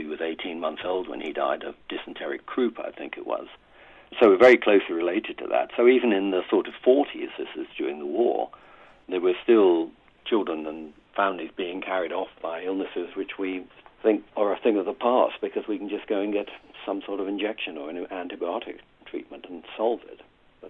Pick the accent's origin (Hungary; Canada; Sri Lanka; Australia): Australia; moved away; also born or lived in Northern Ireland; My father was born in India, my mother was born in Northern Ireland. My first four were born in India, and the rest of us were born in Ireland. Mostly I grew up in Australia.